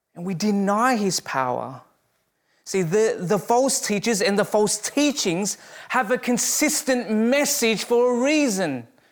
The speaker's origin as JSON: {"language": "English", "country": "Australia", "moved": "as an adult", "lives_now": "Canada", "said": "as an Australian"}